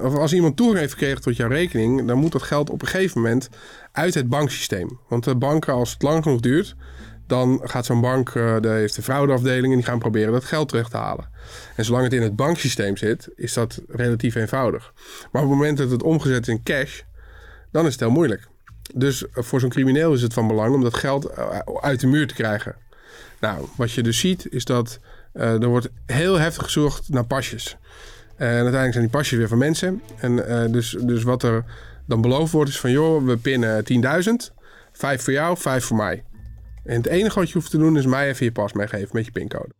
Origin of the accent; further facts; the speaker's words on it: Netherlands; we zijn wel Nederlanders